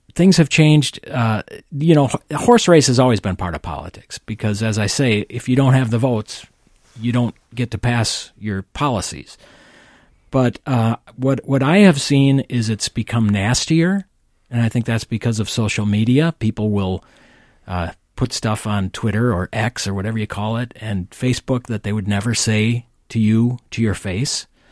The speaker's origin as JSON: {"language": "English", "town": "St. Paul", "region": "Minnesota", "country": "United States", "tie": "born or raised there", "said": "he hired me here in St. Paul, which is my hometown"}